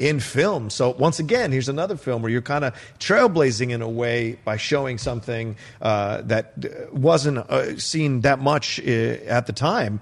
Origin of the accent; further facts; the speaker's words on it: Virginia, United States; kid growing up in Virginia